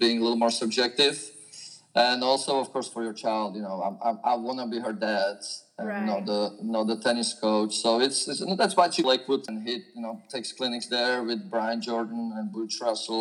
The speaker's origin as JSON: {"language": "English", "country": "Slovakia", "tie": "born or raised there", "moved": "as an adult", "lives_now": "Fairhope, United States", "said": "I'm originally from Slovakia, which until 1992 was called Czechoslovakia, where I grew up playing tennis as a junior"}